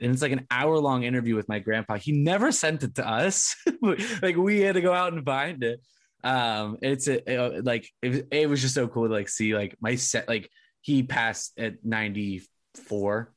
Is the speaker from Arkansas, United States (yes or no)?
no; Southern California, United States; I grew up in SoCal